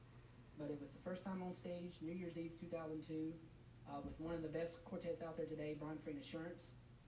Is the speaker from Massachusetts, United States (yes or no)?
no; Salisbury, North Carolina, United States; born or raised there